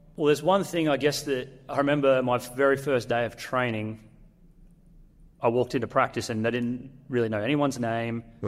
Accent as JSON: {"language": "English", "region": "North Queensland", "country": "Australia", "said": "it's North Queensland. I'm from North Queensland."}